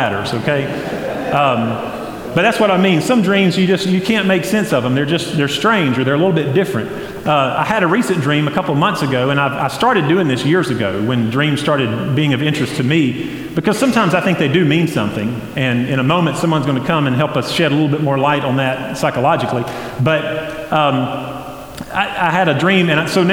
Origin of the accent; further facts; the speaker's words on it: Flat Rock, North Carolina, United States; I grew up near East Henderson High School, there in Henderson County, near Flat Rock